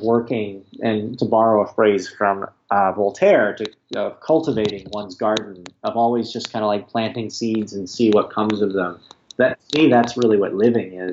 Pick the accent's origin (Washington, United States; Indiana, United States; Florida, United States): Indiana, United States; Greenwood; also born or lived in Bloomington, Indiana; I grew up in Indiana, which, you know, was, in Greenwood